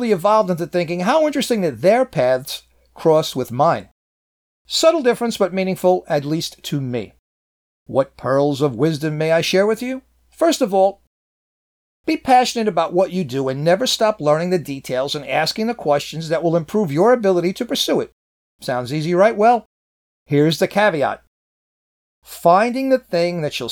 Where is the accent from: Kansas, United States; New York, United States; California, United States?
New York, United States; New York City; my hometown of Manhattan